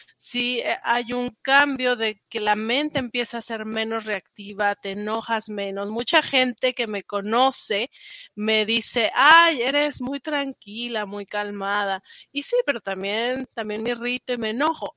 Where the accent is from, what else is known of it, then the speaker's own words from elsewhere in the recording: Mexico; moved away as an adult; also born or lived in Paris; now in United States; soy mexicana, si no lo han notado por el acento, y llevo acá en Estados Unidos desde 2013